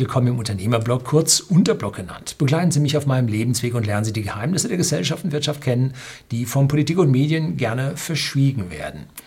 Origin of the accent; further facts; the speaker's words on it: North Rhine-Westphalia, Germany; als Jugendlicher in Nordrhein-Westfalen